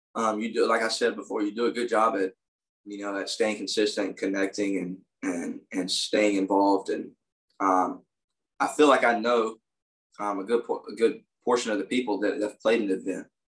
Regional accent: United States; as an American

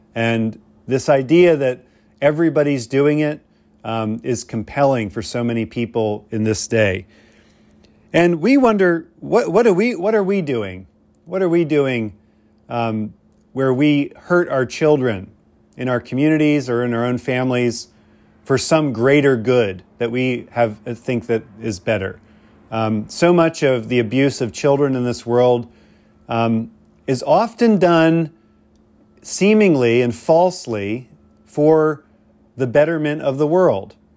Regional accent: Pennsylvania, United States; I grew up in Pennsylvania, where my neighbors, rural neighbors

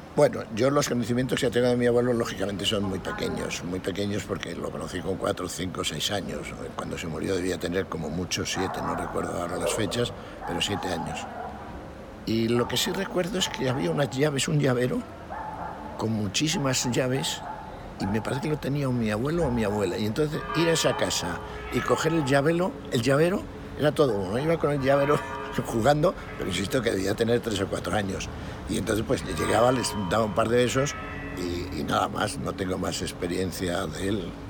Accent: Astorga, Castile and León, Spain; moved away as an adult; salí de Astorga con 18 años

